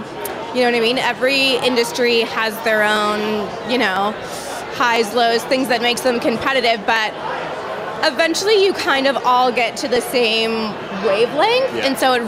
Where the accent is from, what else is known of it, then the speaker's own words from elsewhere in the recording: Canada; We're Canadian yeah. by heart